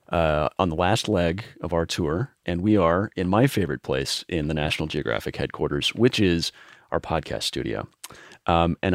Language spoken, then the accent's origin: English; Wisconsin, United States; I grew up in Wisconsin.